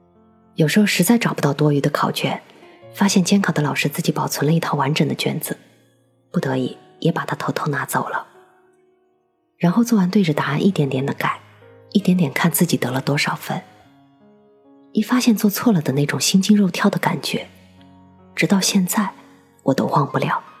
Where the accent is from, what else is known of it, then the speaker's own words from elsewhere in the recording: Henan, China; 当年的我是河南的一名考生，我能深切的体会到高考的压力。